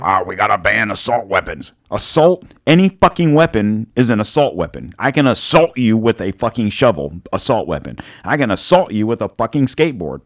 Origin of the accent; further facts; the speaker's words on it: Florida, United States; growing up in Florida